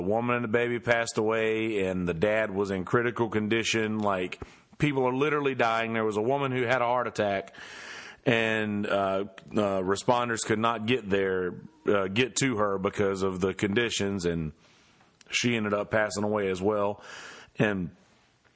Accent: Bennettsville, South Carolina, United States; now in Myrtle Beach, United States; my hometown of Bennettsville

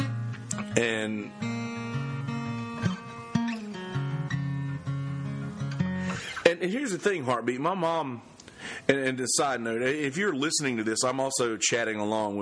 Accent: Bennettsville, South Carolina, United States; there was this new Christian school that had opened up in Bennettsville, in my hometown.

